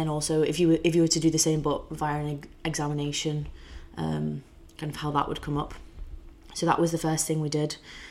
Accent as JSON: {"language": "English", "area": "the Wirral", "region": "North West England", "country": "United Kingdom", "said": "I'm from the Wirral, just outside Liverpool"}